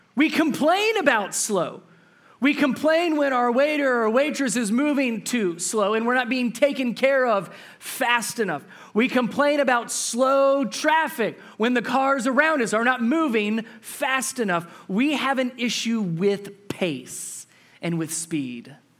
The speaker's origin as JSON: {"language": "English", "town": "Cincinnati", "region": "Ohio", "country": "United States", "tie": "born or raised there", "said": "I'm from Cincinnati, Ohio, so just north of where I grew up"}